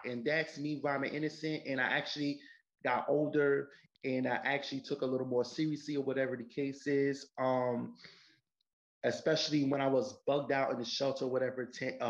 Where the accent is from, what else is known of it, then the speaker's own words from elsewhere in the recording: New York City, New York, United States; Well, I'm actually from New York City. Grew up in the Bronx. I'm from the Bronx.